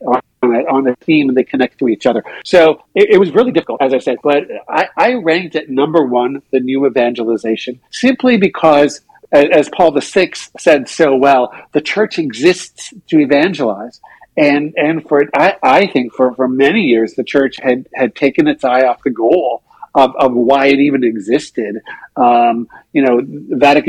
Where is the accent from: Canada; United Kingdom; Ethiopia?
Canada; Saskatchewan; I grew up in Saskatchewan